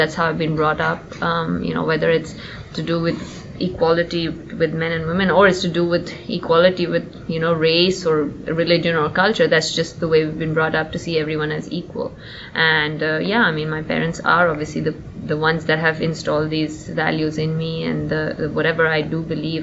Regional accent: India

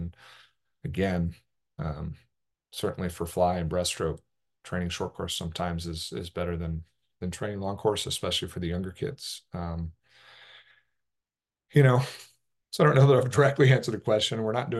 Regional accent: Oregon, United States; when I was growing up in Southern Oregon, we didn't have access to long course water

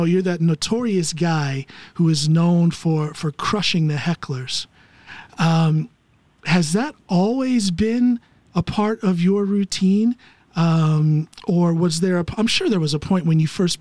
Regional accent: United States; now in Norway; I'm an American living here in Norway

